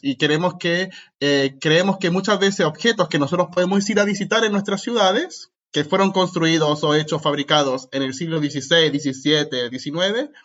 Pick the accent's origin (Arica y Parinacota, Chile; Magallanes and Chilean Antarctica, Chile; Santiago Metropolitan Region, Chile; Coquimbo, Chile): Santiago Metropolitan Region, Chile; Santiago; moved away; Soy chileno. Hice toda mi licenciatura y máster en Chile